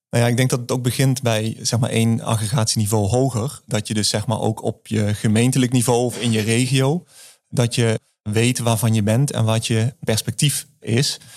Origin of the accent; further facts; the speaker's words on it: the south, Netherlands; accent: southern; aan mijn tongval hoor je misschien ook dat ik eh, uit het, eh, uit het zuiden kom.